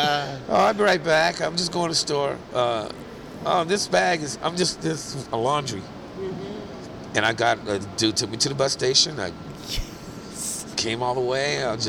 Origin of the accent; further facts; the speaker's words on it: Vallejo, California, United States; I come from Vallejo, and I'm like, bridge? What is this, a river?